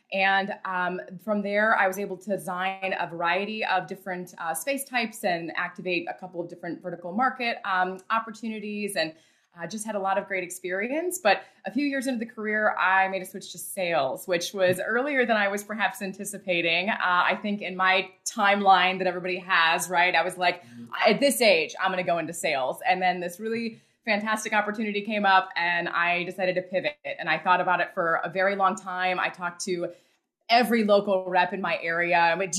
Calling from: Detroit, Michigan, United States; Yeah, so I'm in the Metro Detroit area, and it is a snow-covered outside for sure.

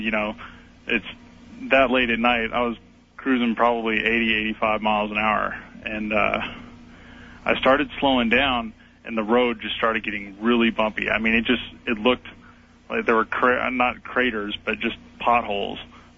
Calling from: Idaho, United States; Hi, Art. I'm calling from Idaho.

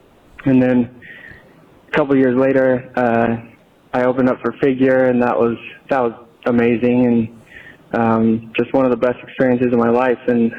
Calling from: Boise, Idaho, United States

